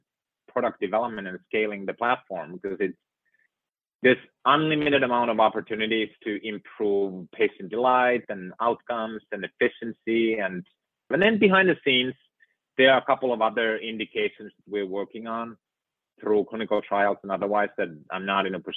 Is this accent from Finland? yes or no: yes; Finland; moved away; living in and growing up in Finland